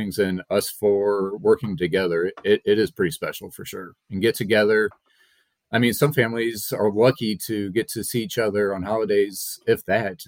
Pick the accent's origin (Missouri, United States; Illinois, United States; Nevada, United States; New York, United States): Missouri, United States; I grew up here in Missouri, in the business